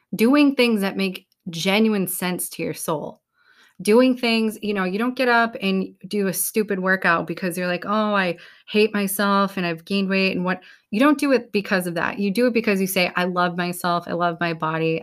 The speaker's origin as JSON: {"language": "English", "region": "New England", "country": "United States", "said": "we're from New England"}